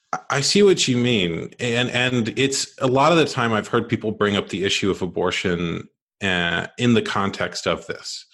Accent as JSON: {"language": "English", "country": "United States", "tie": "born or raised there", "said": "I grew up in America, and like most people, men in America born in the late eighties"}